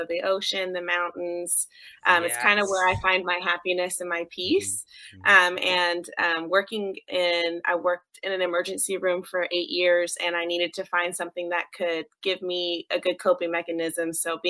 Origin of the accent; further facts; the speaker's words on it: Texas, United States; So we grew up in Texas